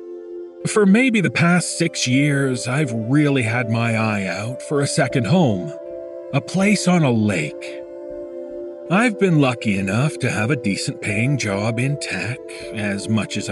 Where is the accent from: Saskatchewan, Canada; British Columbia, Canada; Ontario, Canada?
Ontario, Canada; Toronto; my hometown of Toronto